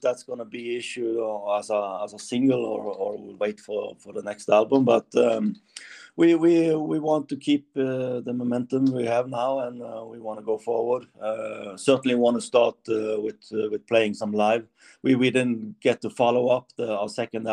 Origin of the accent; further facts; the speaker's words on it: Norway; it's not Germany, it's Norway